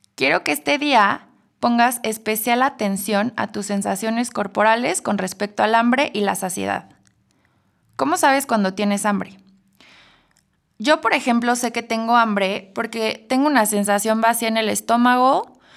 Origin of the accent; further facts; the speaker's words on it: Mexico; Como buenos mexicanos